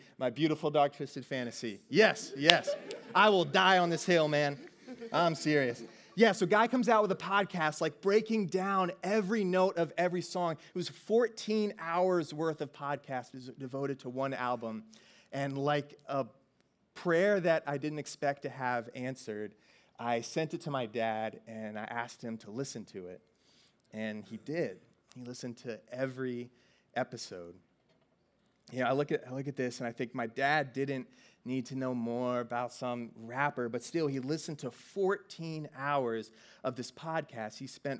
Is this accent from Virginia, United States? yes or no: yes; Virginia, United States; I grew up mostly in Virginia